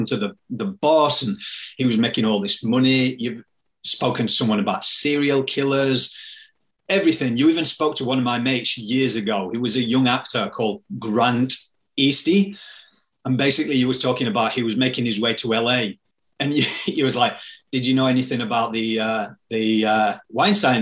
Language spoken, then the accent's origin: English; Yorkshire and the Humber, United Kingdom; where I'm from Yorkshire